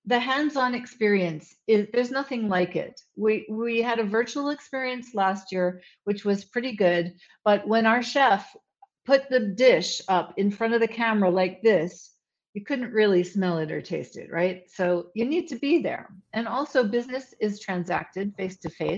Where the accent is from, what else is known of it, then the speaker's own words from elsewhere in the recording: England, United Kingdom; now in United States; I grew up in England